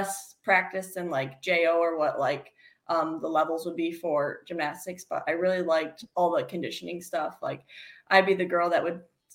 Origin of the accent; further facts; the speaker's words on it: Davisburg, Michigan, United States; now in Fenton, United States; I am from Davisburg, Michigan